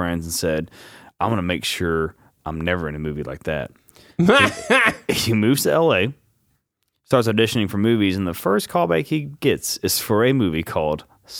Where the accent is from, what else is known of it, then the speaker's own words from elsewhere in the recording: the South, United States; We're from the South.